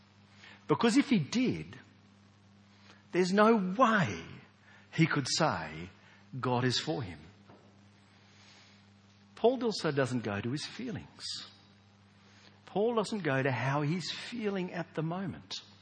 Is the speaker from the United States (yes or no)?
no; Australia; we Australians